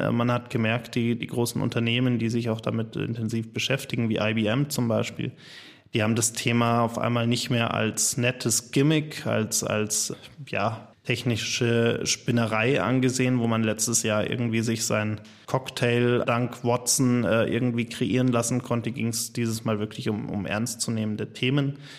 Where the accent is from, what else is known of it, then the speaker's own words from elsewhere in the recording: Germany; bei uns in Deutschland